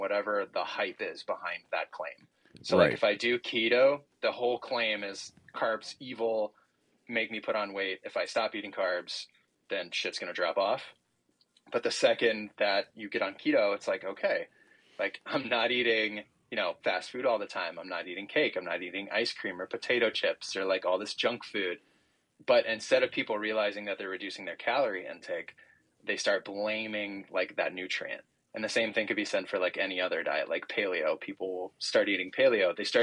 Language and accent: English; Illinois, United States; I'm like from Illinois, mom's from Chicago